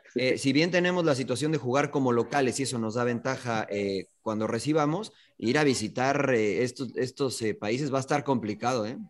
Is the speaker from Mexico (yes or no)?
yes; Mexico; como mexicano